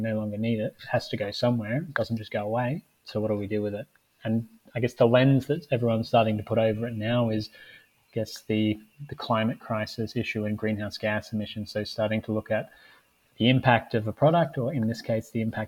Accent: Australia; even though I'm technically Australian.

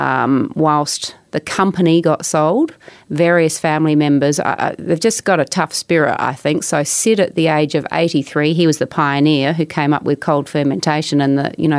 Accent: Adelaide Hills, South Australia, Australia; I grew up in the Adelaide Hills

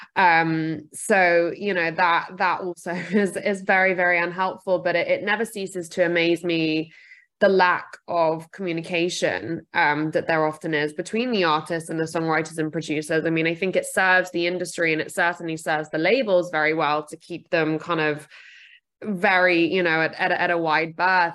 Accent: United Kingdom; I'm also British.

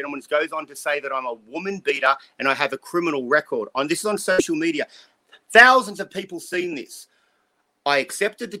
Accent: Australia; now in United States; I'm an Australian

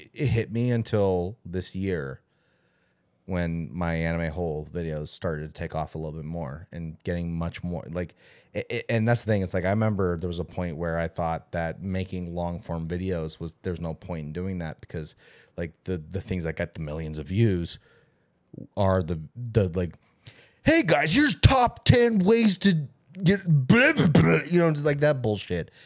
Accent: California, United States; growing up in California

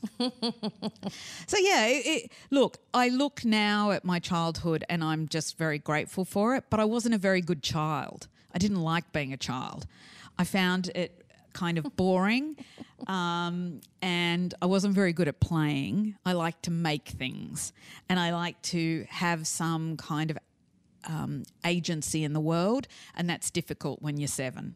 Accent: Sydney, New South Wales, Australia; I was brought up in the North Shore in the seventies in Australia, and I was bilingual

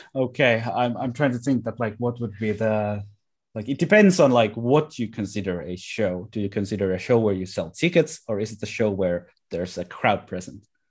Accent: Lahti, Päijät-Häme, Finland; my hometown of Lahti

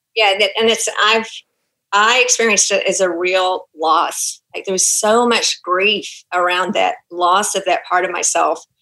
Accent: Auckland, New Zealand; accent: Kiwi; now in Houston, United States; my Kiwi accent is going to come out because I'm actually a Kiwi. I was uh, born and raised in Auckland

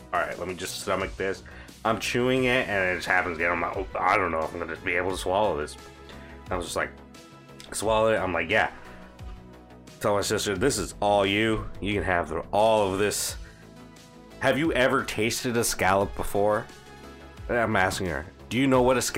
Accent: Florida, United States; I'm from Florida.

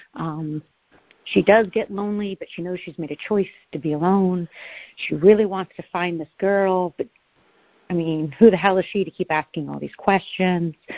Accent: Oregon, United States; now in New Hampshire, United States; I grew up in Oregon. I'm now in the mountains of New Hampshire.

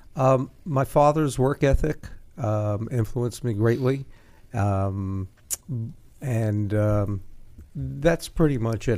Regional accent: New York City, New York, United States; Brooklyn, New York

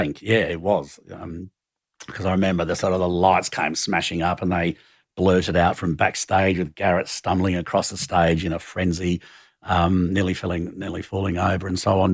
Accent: Sydney, New South Wales, Australia; moved away as an adult; also born or lived in Hong Kong / London; growing up in Glebe was, you know, I had a pretty lefty kind of socially active family.

